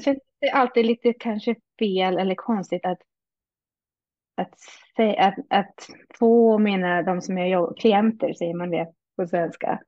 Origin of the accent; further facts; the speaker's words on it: Hälsingland, Gävleborg County, Sweden; moved away as an adult; also born or lived in Stockholm / Uppsala / France; now in Canada; jag är född i Stockholm växte mest upp i Hälsingland med min mamma